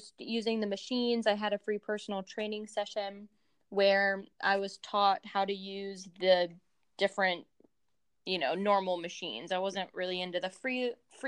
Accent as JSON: {"language": "English", "region": "Virginia", "country": "United States", "also_born_or_lived": "Ohio", "said": "I'm originally from Virginia"}